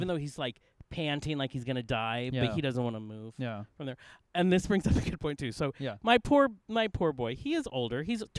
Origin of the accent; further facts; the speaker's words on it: the Northwest, Pacific Northwest, United States; moved away as an adult; also born or lived in Spokane; now in Los Angeles, United States; I come from the Northwest